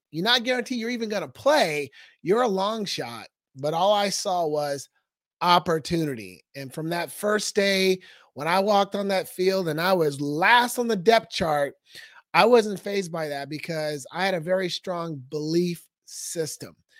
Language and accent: English; Portland, Oregon, United States; moved away as an adult; now in Scottsdale, United States; I was raised in Northeast Portland.